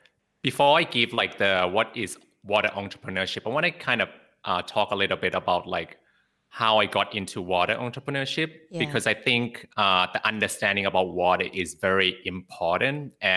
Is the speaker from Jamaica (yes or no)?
no; Bangkok, Thailand; also born or lived in Sydney, Australia; Because I was born in Sydney, Australia, and I also grew up in Bangkok, Thailand.